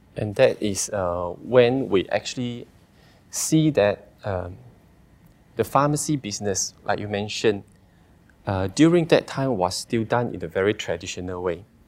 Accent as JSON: {"language": "English", "town": "Sarikei", "region": "Sarawak", "country": "Malaysia", "tie": "born or raised there", "also_born_or_lived": "Australia", "said": "I'm originally from Sarikei, uh, born and raised in Sarikei."}